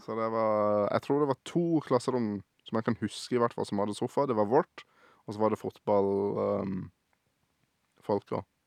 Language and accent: Norwegian; Sørlandet, Norway; Jeg har jo bodd på Sørlandet hele livet mitt her